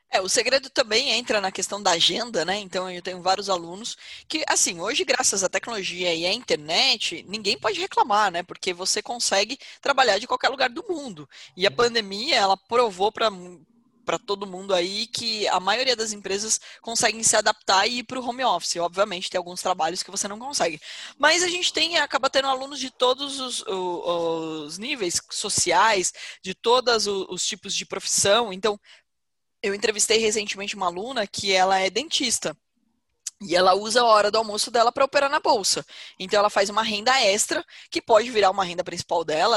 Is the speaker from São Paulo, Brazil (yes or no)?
yes; Porto Feliz, São Paulo, Brazil; eu não sou natural de Campinas, eu sou natural de Porto Feliz